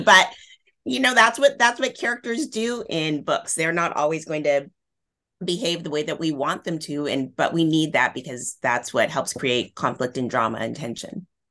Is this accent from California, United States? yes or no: yes; Northern California, United States; where I grew up in Northern California